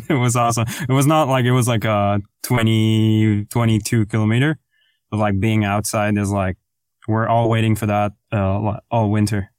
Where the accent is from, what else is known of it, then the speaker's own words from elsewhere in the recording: France; English is a second language; moved away; I'm French to begin with, but English is my second language